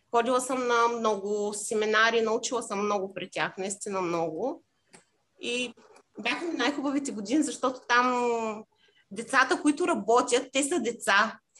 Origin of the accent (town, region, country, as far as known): Bulgaria; moved away as an adult; also born or lived in Cyprus